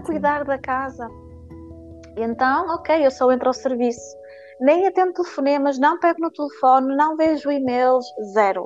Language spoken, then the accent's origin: Portuguese; Paços de Ferreira, Norte, Portugal; now in Guimarães, Portugal; Eu sou de Passo Ferreira